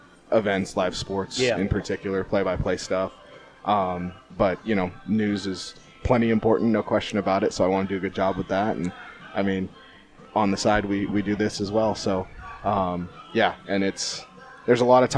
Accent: Central California, United States; moved away as an adult; also born or lived in Montana; now in Denison, Iowa, United States; originally we're both from Central California.

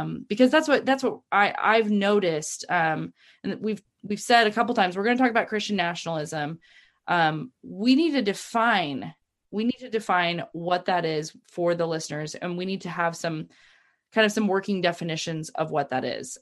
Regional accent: United States; I've been proud to be an American

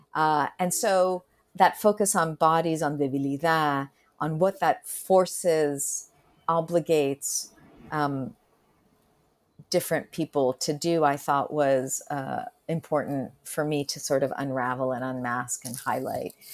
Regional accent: Argentina; first language Spanish; English is a second language; moved away; I was born in Argentina and I was, my first Spanish, Castellano was my first language

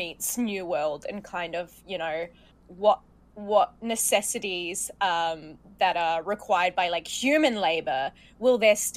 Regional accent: Australia; I work in theatre and I come from Australia.

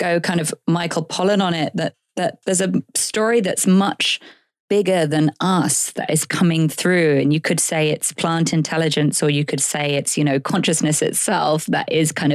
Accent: United Kingdom

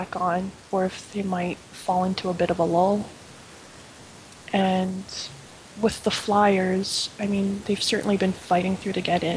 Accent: Canada; I'm actually from Canada

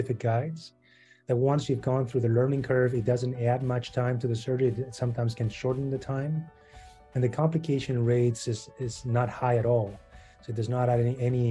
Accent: Argentina; moved away as an adult; now in Chicago, United States; I'm from Argentina

